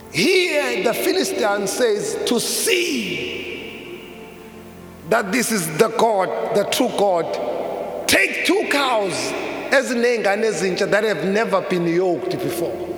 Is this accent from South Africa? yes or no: yes; South Africa; as a South African